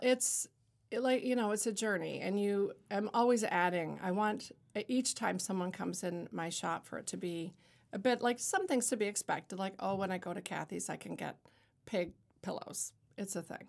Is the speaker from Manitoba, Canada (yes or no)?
no; Niagara-on-the-Lake, Ontario, Canada; moved away as an adult; now in Lewiston, United States; growing up in Niagara Lake, as you said in my bio, that I was really influenced by theater with Shaw Festival